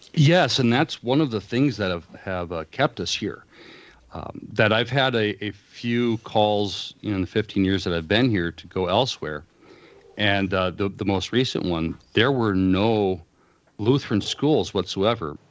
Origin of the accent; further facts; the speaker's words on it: Los Angeles, California, United States; moved away as an adult; also born or lived in Fort Wayne, Indiana / Illinois; now in Willow Creek, United States; I spent the first twenty-three years of my life in Southern California. Um, I, I, uh, occasionally refer to it as Commie-fornia. uh, growing up in the Los Angeles area